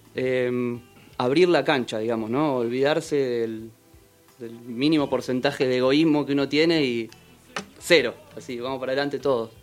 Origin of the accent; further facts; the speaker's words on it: Buenos Aires, Argentina; moved away as an adult; now in Capilla, Argentina; Nací en Capital Federal, en Caballito, en el Hospital Durán